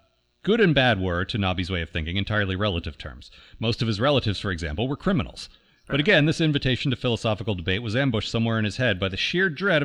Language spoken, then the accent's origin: English; United States; growing up in America.